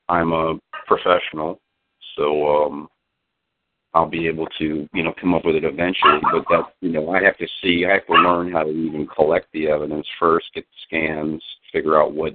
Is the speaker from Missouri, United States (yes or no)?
no; Florida, United States; I'm from Florida. I'm out in Seattle at the moment.